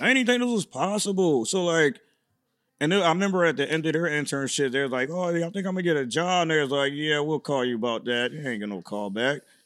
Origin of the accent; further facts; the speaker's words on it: Syracuse, New York, United States; moved away as an adult; now in Los Angeles, United States; I'm from Syracuse, New York.